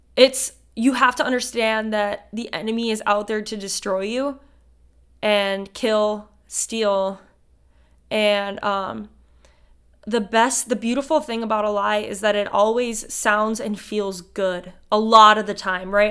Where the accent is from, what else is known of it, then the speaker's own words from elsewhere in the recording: Ramsey, Minnesota, United States; from Ramsey, Minnesota